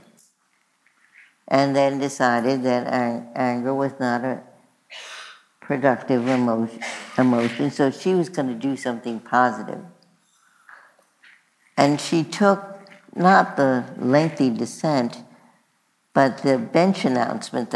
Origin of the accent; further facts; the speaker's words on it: New York City, New York, United States; we were both born and bred in Brooklyn, New York.